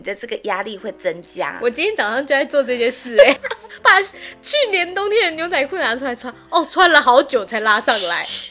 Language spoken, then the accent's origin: Chinese; Taiwan; 因为我们台湾人真的太爱吃宵夜了